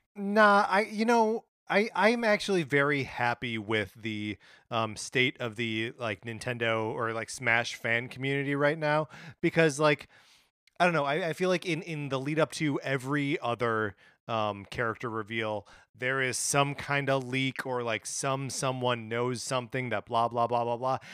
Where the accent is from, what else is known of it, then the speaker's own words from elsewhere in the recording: Wisconsin, United States; now in Los Angeles, United States; my hometown, uh, you know, in Wisconsin?